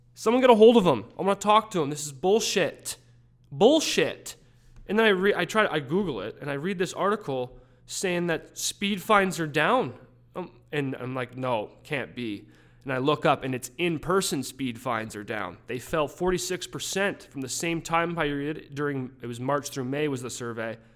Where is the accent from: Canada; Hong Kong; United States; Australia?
Canada; Calgary, Alberta; moved away; I grew up in the Saint Andrews Heights region of Calgary